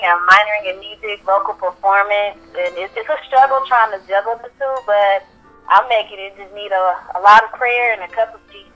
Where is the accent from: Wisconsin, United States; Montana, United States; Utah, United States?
Wisconsin, United States; Milwaukee; also born or lived in West Point, Mississippi; My family, we moved to Milwaukee when I was 5